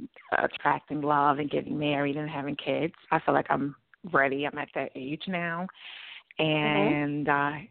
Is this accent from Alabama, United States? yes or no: no; New York, United States; I'm from Brooklyn.